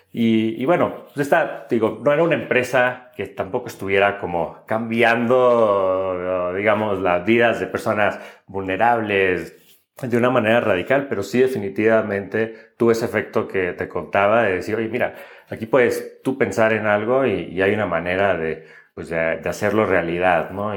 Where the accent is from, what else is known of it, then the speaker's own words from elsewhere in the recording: Monterrey, Nuevo León, Mexico; moved away as an adult; yo nací y crecí en, en Monterrey